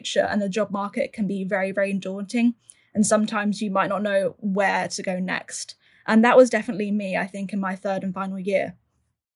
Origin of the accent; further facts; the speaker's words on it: Suffolk, East of England, United Kingdom; I am born and raised in Suffolk